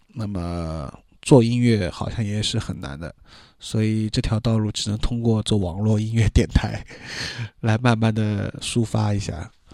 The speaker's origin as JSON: {"language": "Chinese", "region": "Shanghai", "country": "China", "accent": "Shanghainese", "said": "我当时在里面说上海话又显得很尴尬"}